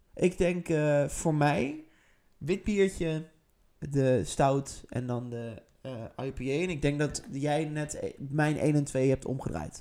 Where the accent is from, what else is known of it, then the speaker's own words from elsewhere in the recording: Netherlands; wij zijn natuurlijk als Nederlanders